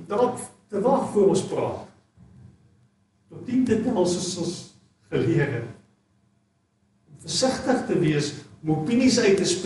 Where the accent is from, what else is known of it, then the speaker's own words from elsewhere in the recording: South Africa; maar as Suid-Afrikaners is ons ongelooflik